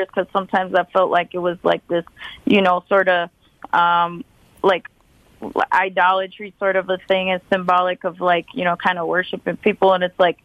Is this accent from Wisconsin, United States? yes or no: yes; Milwaukee, Wisconsin, United States; my experience of growing up in Milwaukee